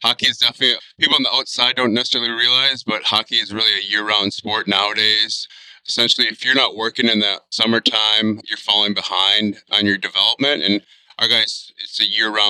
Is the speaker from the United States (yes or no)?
yes; southern Wisconsin, United States; now in Wausau, United States; I grew up personally in the southern part of the state